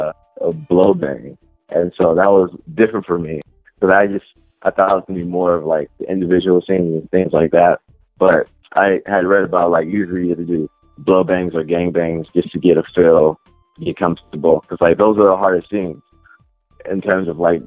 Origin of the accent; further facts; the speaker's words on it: Inglewood, California, United States; now in Long Beach, United States; I was born and raised in Inglewood, but I moved a lot. But I currently reside in Long Beach